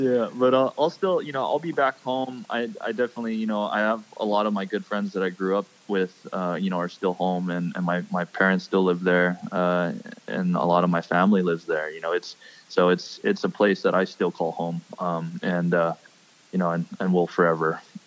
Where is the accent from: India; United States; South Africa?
United States; Hawaii; I'm born and raised in Hawaii, but no, I am not Hawaiian